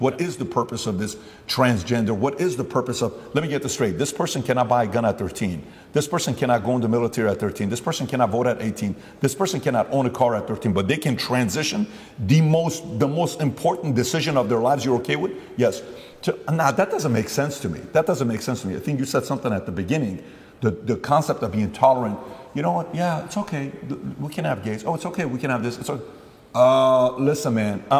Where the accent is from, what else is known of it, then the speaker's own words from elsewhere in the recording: Glendale, California, United States; I'm from Glendale. I went to Glendale High School